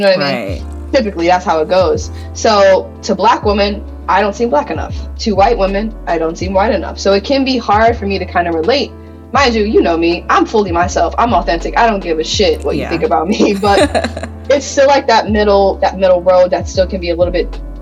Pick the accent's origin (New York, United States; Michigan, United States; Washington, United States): Michigan, United States; I'm from Michigan